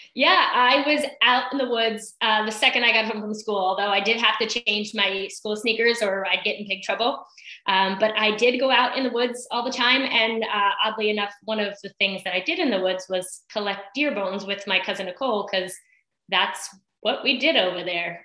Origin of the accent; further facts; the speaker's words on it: East Islip, New York, United States; moved away as an adult; also born or lived in Brentwood, New York; now in Cortlandt Manor, United States; originally grew up in East Islip